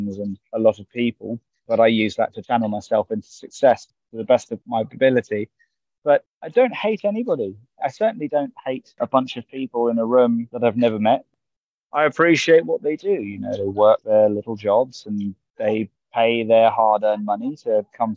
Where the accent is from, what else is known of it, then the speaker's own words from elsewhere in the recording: Cambridge, East of England, United Kingdom; my hometown, Cambridge